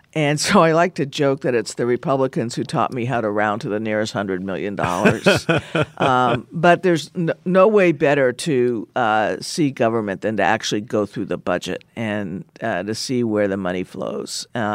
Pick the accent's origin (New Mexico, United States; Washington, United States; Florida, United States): New Mexico, United States; Albuquerque; moved away; also born or lived in New York / Pittsburgh; so I was born in Manhattan. We spent a few years in Pittsburgh, and then we moved to Albuquerque, New Mexico, when I was 6 years old. So I really view myself as a New Mexican